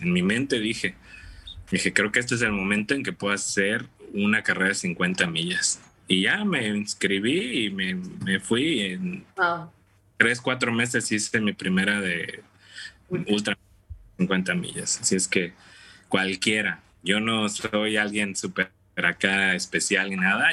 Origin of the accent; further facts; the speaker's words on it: Tampico, Tamaulipas, Mexico; moved away as an adult; also born or lived in Matamoros, Mexico; now in Dallas, United States; yo soy originario de Tampico, Tamaulipas, México.